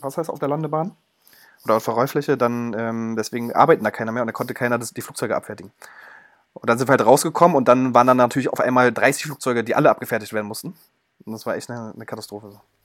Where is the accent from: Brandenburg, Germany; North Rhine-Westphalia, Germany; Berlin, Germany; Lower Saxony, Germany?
Berlin, Germany; als Berliner